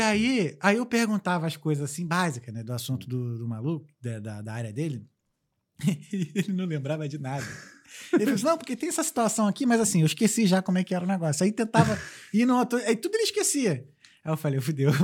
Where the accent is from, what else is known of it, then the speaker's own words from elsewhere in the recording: Brazil; moved away; eu sou brasileiro